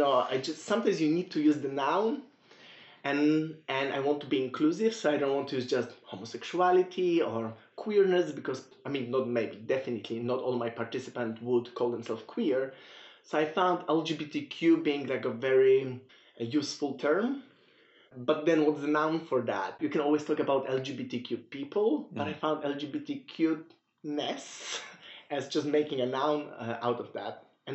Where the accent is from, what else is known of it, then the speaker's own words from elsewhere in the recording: Poland; moved away as an adult; also born or lived in Belgium; And I did my PhD in Belgium, so I moved from Poland to Belgium, and my cases at that time were like clear national cases. So I just studying Polish queer people in Poland and their digital cultures. And being migrant myself